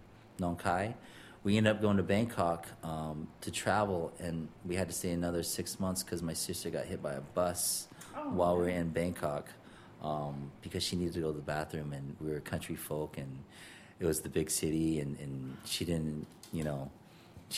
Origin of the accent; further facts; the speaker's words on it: Wichita, Kansas, United States; also born or lived in Laos / Montpelier, Vermont; now in New York, United States; growing up in Kansas